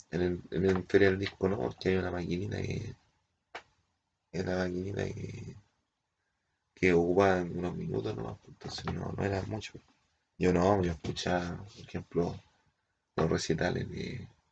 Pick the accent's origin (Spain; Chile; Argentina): Chile; Easter Island, Valparaíso; venimos del Isla de Pascua